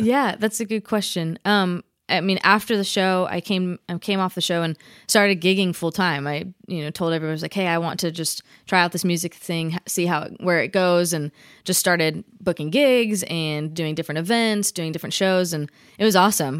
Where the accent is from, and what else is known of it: Vacaville, California, United States; born or raised there